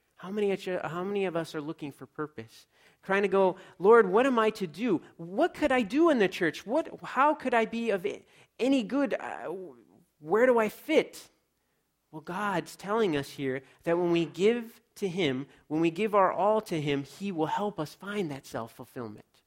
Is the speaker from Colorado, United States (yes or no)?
no; Los Angeles, California, United States; I grew up in Los Angeles, so I was a city kid